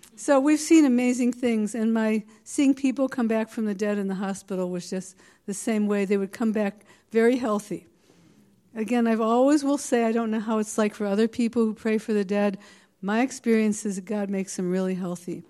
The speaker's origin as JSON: {"language": "English", "area": "the Bay Area", "region": "California", "country": "United States", "said": "I'm not from this area. I'm from the Bay Area, but I'm in Palo Alto."}